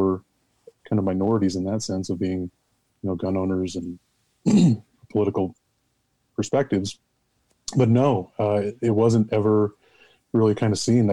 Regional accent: Utah, United States; now in Nevada, United States; I was born and raised in Utah, raised as a Catholic kid

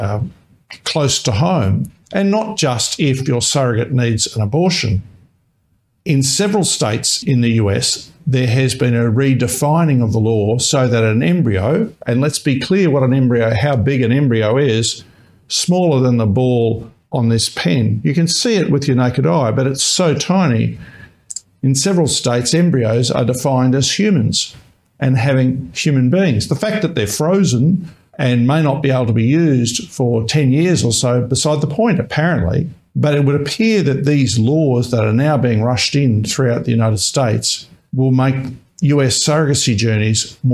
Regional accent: Australia; I, as an Australian surrogacy lawyer

